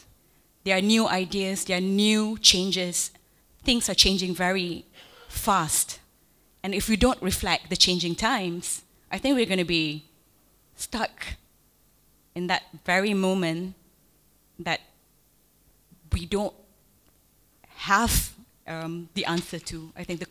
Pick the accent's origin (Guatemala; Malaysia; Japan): Malaysia